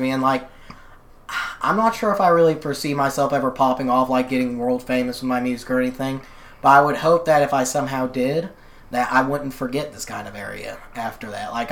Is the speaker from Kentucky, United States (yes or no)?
yes; Kentucky, United States; It's definitely, I feel it's very odd because I was always in a weird position growing up. Like I didn't experience like the I hate to use this term, but I guess you call it the cliche Appalachian poverty